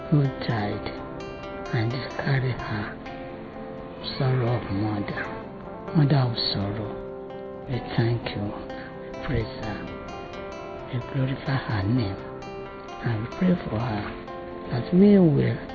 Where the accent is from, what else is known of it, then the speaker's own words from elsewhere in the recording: Nigeria; I'm from Nigeria.